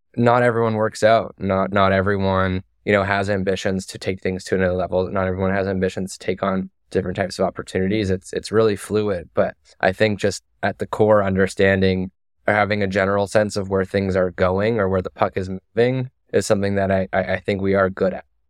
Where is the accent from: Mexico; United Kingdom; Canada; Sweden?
Canada; Toronto, Ontario; moved away as an adult; also born or lived in United States; I left Toronto at eighteen, um, and so I didn't, I didn't go to university in Canada.